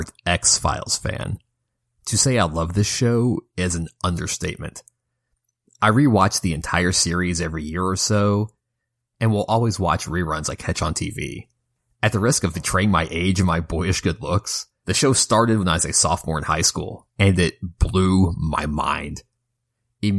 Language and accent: English; Kentucky, United States; my home state of Kentucky